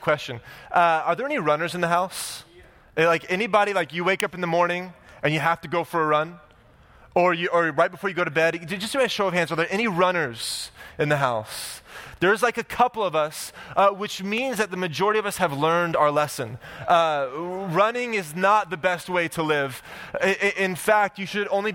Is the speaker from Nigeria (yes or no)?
no; Oklahoma, United States; now in Orange County, United States; I'm from Oklahoma